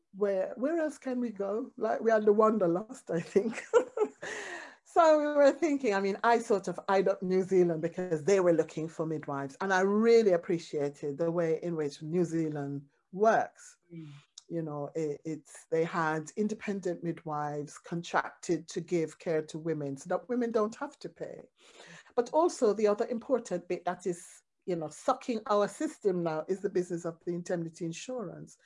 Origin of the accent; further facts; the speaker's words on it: Jamaica; as a Jamaican, reggae music, drumming, Rastafarian music, all those things